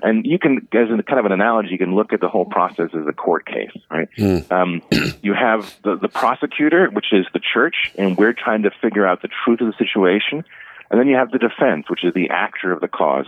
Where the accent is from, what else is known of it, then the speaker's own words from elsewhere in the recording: Cleveland, Ohio, United States; now in Omaha, United States; when I was growing up in Cleveland